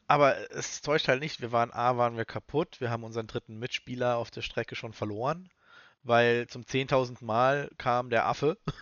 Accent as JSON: {"language": "German", "country": "Germany", "said": "Wir haben in Deutschland"}